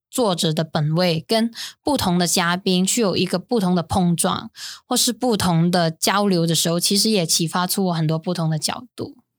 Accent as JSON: {"language": "Chinese", "country": "Hong Kong", "also_born_or_lived": "Taiwan", "moved": "as an adult", "lives_now": "Taipei, Taiwan", "said": "我们香港人在那个时候，在香港的运动的当下发生的那个期间"}